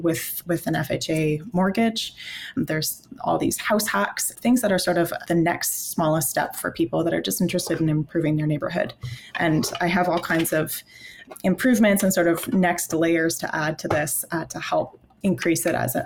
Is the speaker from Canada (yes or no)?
yes; Canada; I am Canadian. I've always been Canadian